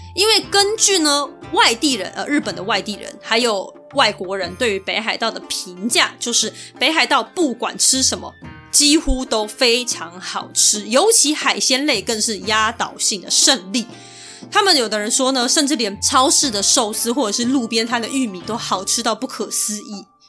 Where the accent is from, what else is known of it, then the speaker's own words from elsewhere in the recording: Taiwan; 尤其对我们台湾人来说呢，他们的天气气候是很难以想象的